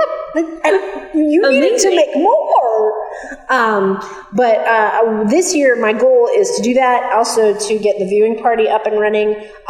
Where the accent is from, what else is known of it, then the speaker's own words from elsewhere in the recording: Hawaii, United States; moved away; I'm originally from Hawaii